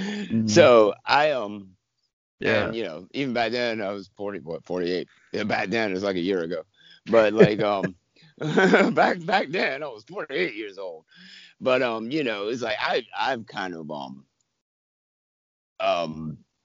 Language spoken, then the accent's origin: English; Florence, South Carolina, United States; now in Atlanta, United States; my hometown in Florence, South Carolina